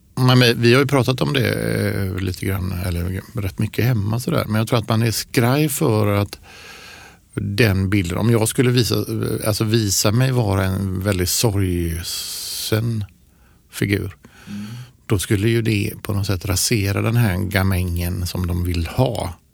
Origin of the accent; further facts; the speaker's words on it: Ucklum, Västra Götaland, Sweden; moved away; jag växte upp i Ucklum.